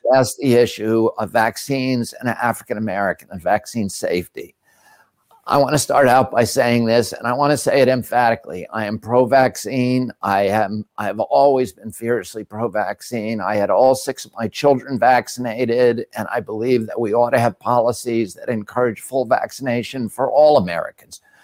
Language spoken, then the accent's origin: English; India; now in United States; growing up in India in the caste system